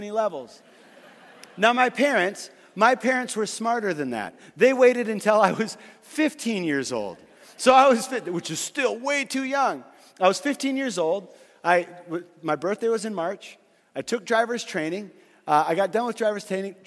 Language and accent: English; Fargo, North Dakota, United States; I grew up in Fargo, North Dakota